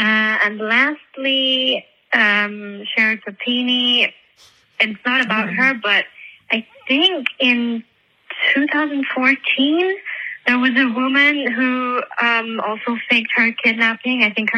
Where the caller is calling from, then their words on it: Switzerland; I'm calling from Switzerland.